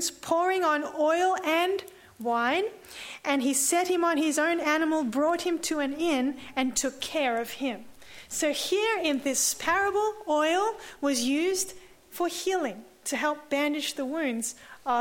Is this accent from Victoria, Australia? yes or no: no; Sydney, New South Wales, Australia; I'm from Sydney